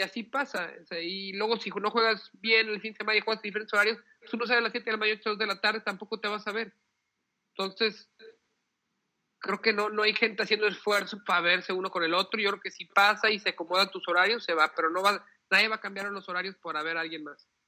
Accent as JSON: {"language": "Spanish", "country": "Mexico", "said": "somos mexicanos"}